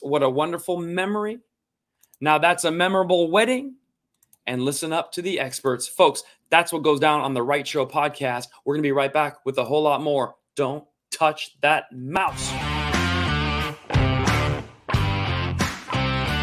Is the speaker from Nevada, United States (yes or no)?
yes; Reno, Nevada, United States; I grew up in Reno, Nevada. My father left Iran and could never go back